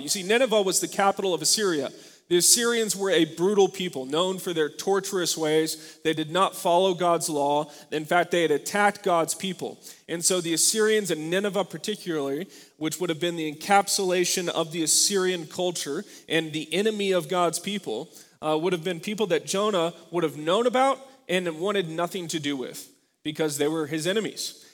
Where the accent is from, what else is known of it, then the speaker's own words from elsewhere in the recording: United States; For many of us as Americans